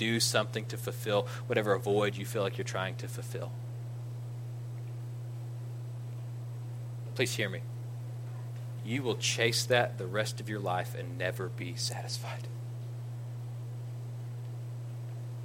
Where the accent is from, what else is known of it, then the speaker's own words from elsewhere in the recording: Ira, United States; I'm from Ira